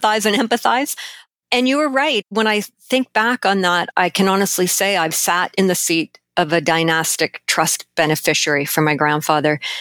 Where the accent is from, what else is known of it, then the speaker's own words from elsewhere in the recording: Canada; as a Canadian